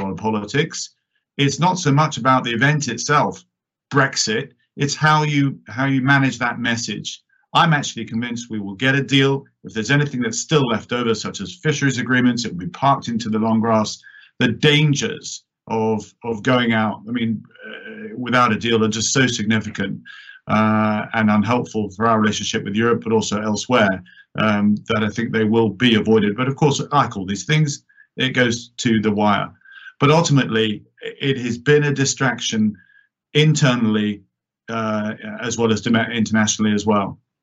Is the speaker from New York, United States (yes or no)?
yes; New York, United States; moved away; I was born in New York, I'm a dual national